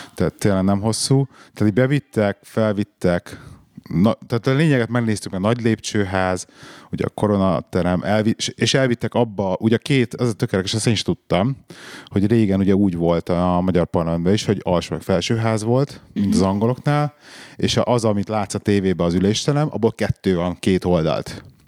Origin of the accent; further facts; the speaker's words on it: Budapest, Hungary; moved away; nekem olyan emlékeim fűződnek a parlamenthez, hogy én ott nőttem föl majdnem.